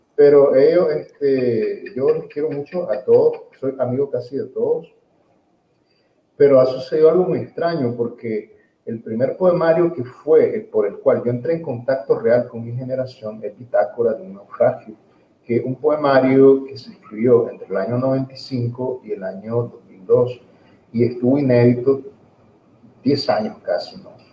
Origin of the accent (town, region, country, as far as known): Nicaragua; also born or lived in Ocotepeque, Honduras